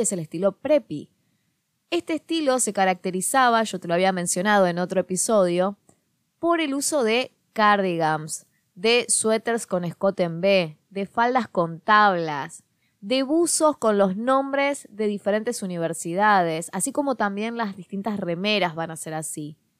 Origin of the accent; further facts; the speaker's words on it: Quilmes, Buenos Aires Province, Argentina; la zona de Quilmes, en Buenos Aires, que es de donde yo soy